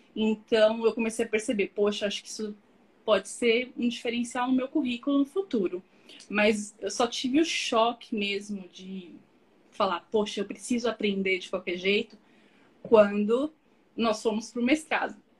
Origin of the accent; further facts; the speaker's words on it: São Paulo, Brazil; moved away as an adult; also born or lived in Australia; Nasci em São Paulo, sou de São Paulo capital.